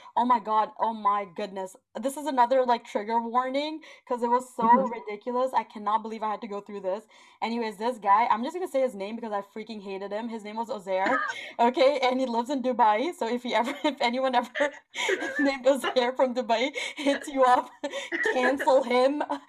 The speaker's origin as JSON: {"language": "English", "country": "Canada", "said": "I am Canadian. I will probably go there soon. My family lives there."}